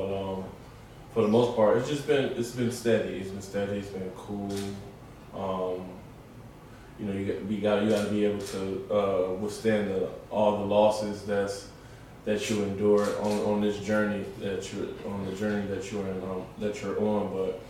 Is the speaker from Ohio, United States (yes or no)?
yes; Cleveland, Ohio, United States; Cleveland is home, you know, that's my home. That's everything that I am is because of Cleveland.